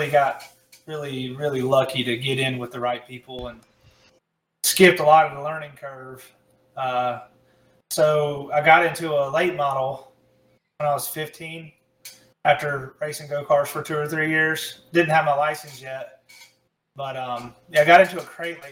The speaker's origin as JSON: {"language": "English", "town": "Charlotte", "region": "North Carolina", "country": "United States", "tie": "born or raised there", "said": "growing up in Charlotte"}